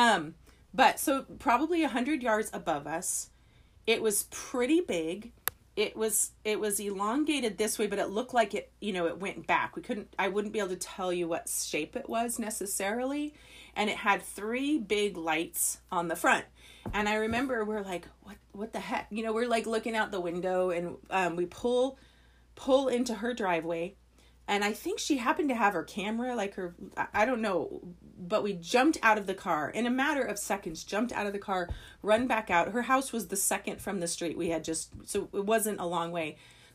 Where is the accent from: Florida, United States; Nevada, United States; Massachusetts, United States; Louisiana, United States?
Nevada, United States; Las Vegas; I grew up in Las Vegas, more or less. I had lived there when I was little, and then I moved there when I was 13 and stayed all the way through and graduated from high school in Las Vegas.